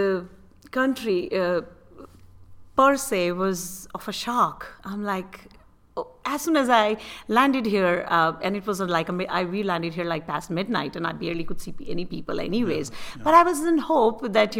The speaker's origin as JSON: {"language": "English", "country": "India", "accent": "Indian", "moved": "as an adult", "lives_now": "United States", "said": "I still find myself like, very Indian when I speak"}